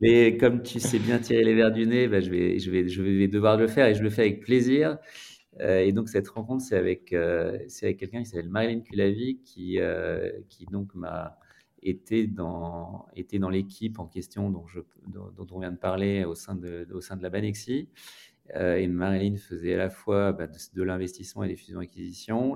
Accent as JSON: {"language": "French", "town": "Grenoble", "region": "Auvergne-Rhône-Alpes", "country": "France", "tie": "born or raised there", "also_born_or_lived": "Lyon", "moved": "as an adult", "said": "je suis originaire de Grenoble, donc une ville"}